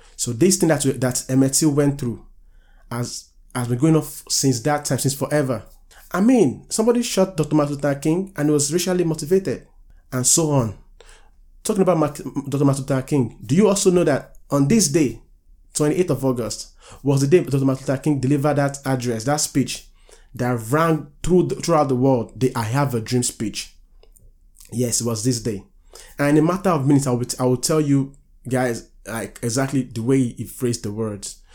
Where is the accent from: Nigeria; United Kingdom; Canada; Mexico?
Nigeria; now in United States; I'm a Nigerian